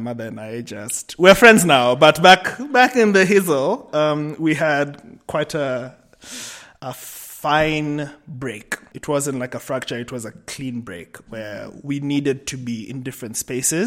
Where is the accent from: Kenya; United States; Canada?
Kenya; also born or lived in Cape Town / Amsterdam; I am Kenyan, but I live between Nairobi, Cape Town, and Amsterdam.